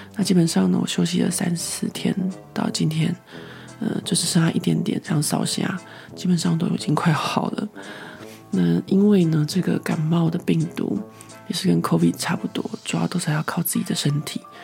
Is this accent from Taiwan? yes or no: yes; Taiwan; moved away as an adult; now in Paris, France; 在台湾的时候，真的是回到家乡太放松了